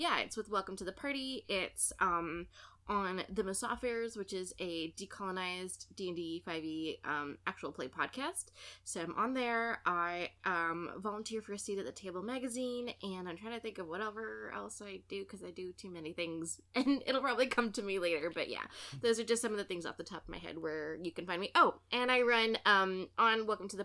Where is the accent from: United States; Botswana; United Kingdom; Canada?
Canada; I'm Canadian